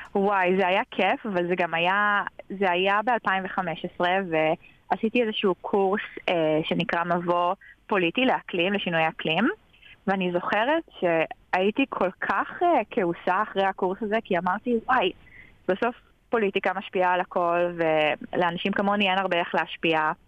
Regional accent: North Carolina, United States; also born or lived in Paris, France; now in Israel; גדלתי בצפון קרוליינה, ועברנו חזרה לארץ, התגייסתי

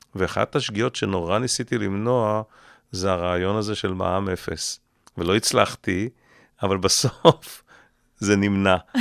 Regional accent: Israel; אני גדלתי בקיבוץ לא רחוק מכאן

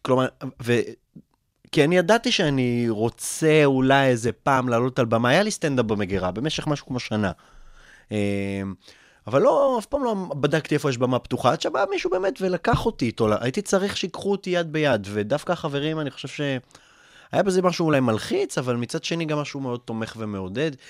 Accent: Kfar Saba, Central District, Israel; also born or lived in Russia; מאוד נהניתי לגדול בכפר סבא

